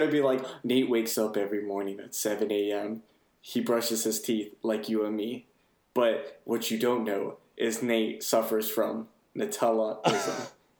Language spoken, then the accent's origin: English; United States; as an American